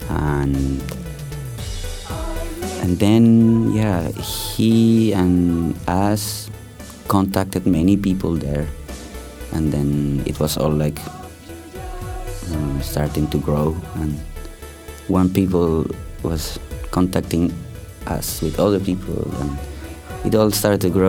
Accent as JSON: {"language": "English", "country": "Chile", "tie": "born there", "also_born_or_lived": "Spain / Turkey", "said": "I was born in Chile because my family is uh, uh from Chilean roots and Spanish roots, so I lived in, in both places, in Chile and Spain. Then um, I also lived a long time in Turkey, in Ista"}